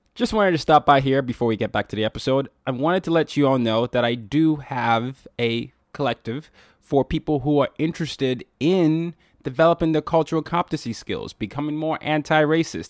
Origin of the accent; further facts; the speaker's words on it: Lagos, Nigeria; my hometown, Lagos, Nigeria